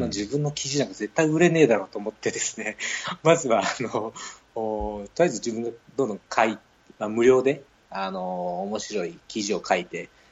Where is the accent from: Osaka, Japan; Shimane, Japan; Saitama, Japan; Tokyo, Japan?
Osaka, Japan; accent: Kansai-ben; moved away; 私はまあ大阪出身で、まあ、関西弁でどうしても頭の中は考えちゃってます